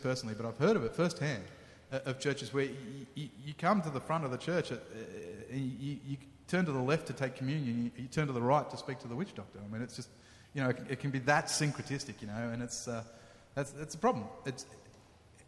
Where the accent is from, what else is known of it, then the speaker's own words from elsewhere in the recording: Sydney, New South Wales, Australia; moved away as an adult; now in Cape Town, South Africa; I grew up in Sydney, on the north shore of Sydney